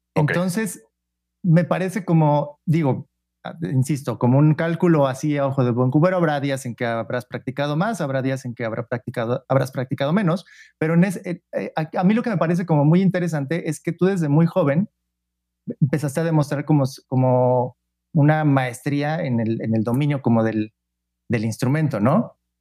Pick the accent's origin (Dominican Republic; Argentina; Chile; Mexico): Mexico; Pachuca, Hidalgo; tú y yo somos de Pachuca